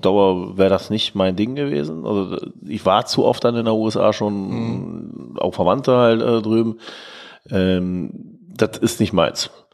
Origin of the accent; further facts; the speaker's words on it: Germany; als Deutscher